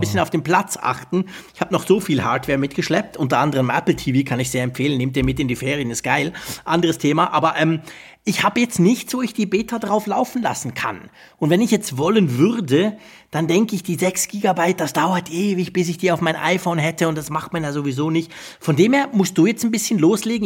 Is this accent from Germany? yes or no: no; Switzerland; Bei uns in der Schweiz, also ich sage das jetzt trotzdem, obwohl ich im Moment ja noch in Holland sitze